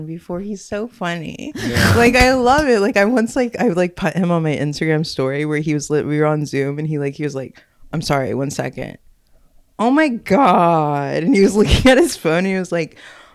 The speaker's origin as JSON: {"language": "English", "region": "Texas", "country": "United States", "also_born_or_lived": "Williamsburg", "moved": "yes", "said": "I was from Texas. So that's how deep my Texan heritage goes"}